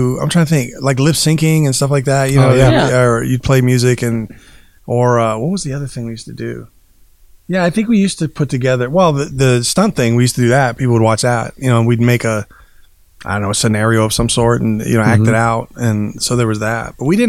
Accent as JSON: {"language": "English", "town": "Lynwood", "country": "United States", "tie": "born or raised there", "said": "I will say when I grew up once, I was growing up in Linwood."}